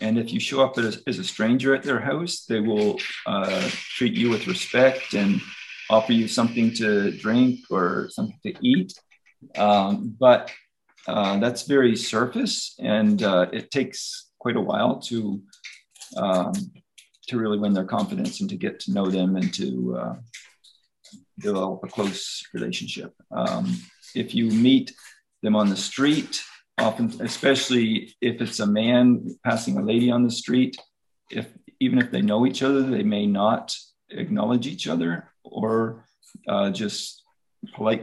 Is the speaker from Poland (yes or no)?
no; Canada; moved away as an adult; now in Albania; I grew up in Nova Scotia in New Brunswick